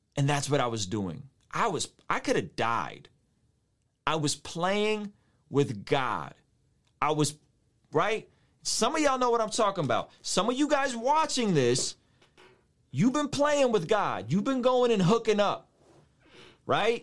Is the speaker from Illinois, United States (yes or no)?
no; San Diego, California, United States; When I was a kid, I grew up in San Diego, a, a neighborhood called Normal Heights